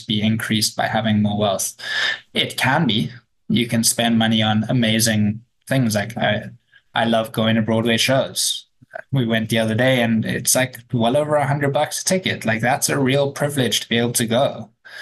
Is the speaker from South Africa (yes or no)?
yes; South Africa; as a South African